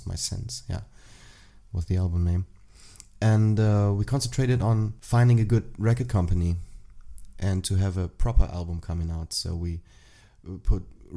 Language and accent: English; Aachen, North Rhine-Westphalia, Germany; English is a second language; moved away; also born or lived in Dortmund / Münster / Wilhelmshaven / Trier; my hometown in Aachen, which is near Münster